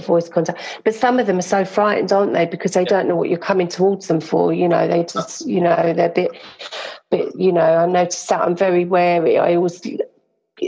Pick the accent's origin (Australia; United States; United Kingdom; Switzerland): United Kingdom; London; I'm a Londoner, and I was born in South London, in Wandsworth